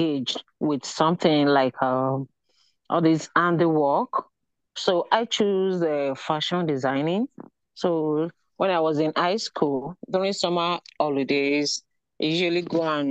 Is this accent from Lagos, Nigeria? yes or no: yes; Lagos, Nigeria; moved away as an adult; now in Saint John, Canada; Growing up in Lagos